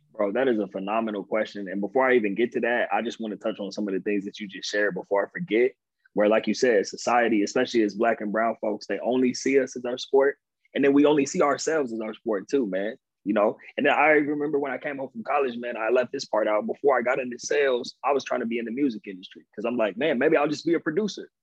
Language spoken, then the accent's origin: English; Inland Empire, California, United States; also born or lived in Pasadena, California / San Diego, California / New York tri-state area; I grew up like 45 minutes outside of LA. It's the Inland Empire. Um, that's where I'm from